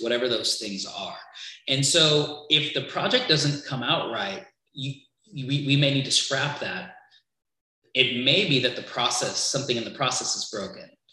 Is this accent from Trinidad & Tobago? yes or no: yes; Trinidad & Tobago; originally I'm from Trinidad